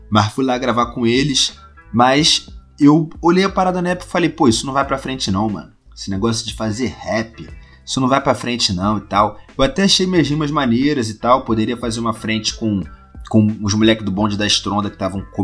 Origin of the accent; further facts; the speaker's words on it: Rio de Janeiro, Brazil; Hoje em dia eu moro num bairro ao lado do Meier, ainda na Zona Norte é perto, mas eu cresci no Meier, tá ligado?